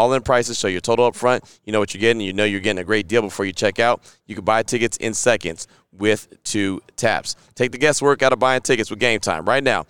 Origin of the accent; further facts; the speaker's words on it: California, United States; I know. I'm from the Bay, so I know.